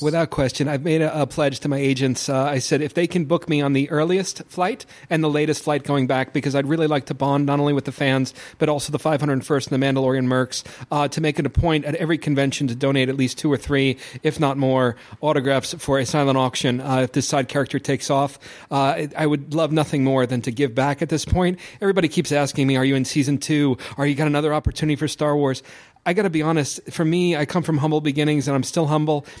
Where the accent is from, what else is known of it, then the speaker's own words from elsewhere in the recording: New York, United States; I'm from New York